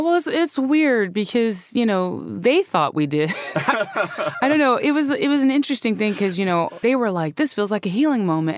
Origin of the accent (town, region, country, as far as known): North Carolina, United States; born or raised there